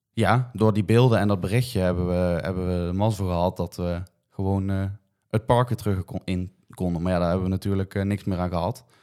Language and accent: Dutch; Netherlands; je bent als Nederlander toch in het buitenland